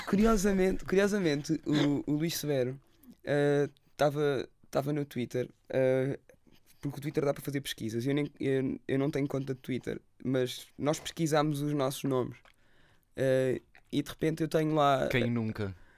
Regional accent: Lagos, Algarve, Portugal; eu cresci em Lagos

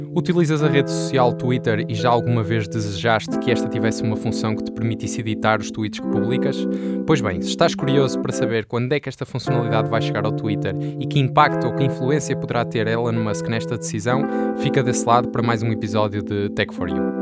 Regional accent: Portugal; Mas não me identifico com muitas coisas portuguesas. Mas sou português

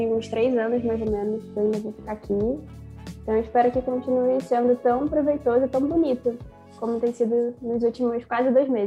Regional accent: Rio de Janeiro, Brazil; moved away as an adult; now in Porto, Portugal; eu venho do Rio de Janeiro, do Brasil

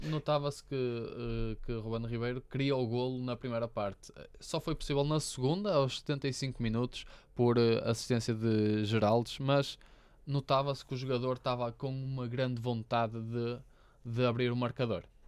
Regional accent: Braga, Norte, Portugal; eu sou de Braga

